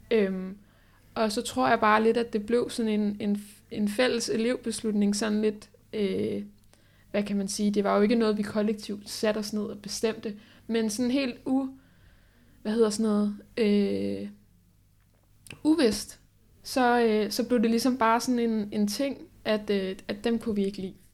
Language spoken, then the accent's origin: Danish; Holbæk, Zealand, Denmark; jeg kommer fra Holbæk